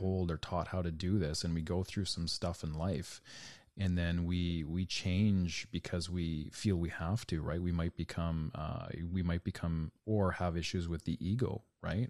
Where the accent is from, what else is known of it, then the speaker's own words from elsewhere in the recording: Canada; for me as a Canadian